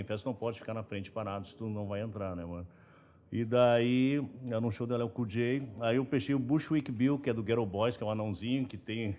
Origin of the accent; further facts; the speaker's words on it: Brazil; also born or lived in Los Angeles, United States; nós brasileiros